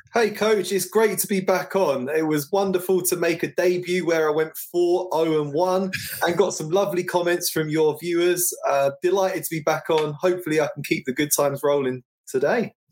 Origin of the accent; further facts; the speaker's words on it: London, United Kingdom; I grew up in North London.